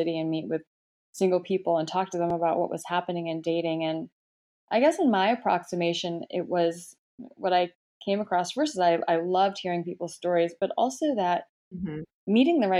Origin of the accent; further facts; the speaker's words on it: Michigan, United States; moved away as an adult; also born or lived in Atlanta, United States / England / Hong Kong / Shanghai, China; now in New York, United States; I'm actually originally from Michigan. My parents are Korean. And, I was born there, grew up there